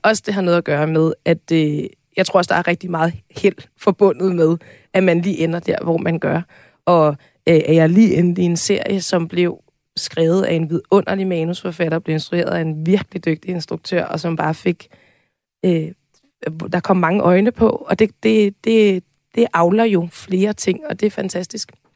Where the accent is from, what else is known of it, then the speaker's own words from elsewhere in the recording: Tårnby, Capital Region of Denmark, Denmark; Tormby Teater, som øh, ligger ret tæt på, hvor jeg er opvokset